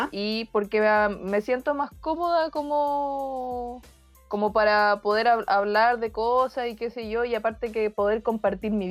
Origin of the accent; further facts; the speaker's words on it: Chile; soy niña, tengo 12, de Chile.